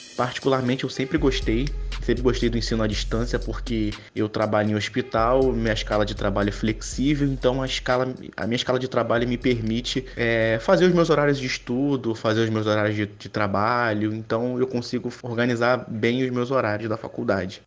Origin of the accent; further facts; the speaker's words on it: Rio de Janeiro, Brazil; eu tenho 27 anos, eu sou do Rio de Janeiro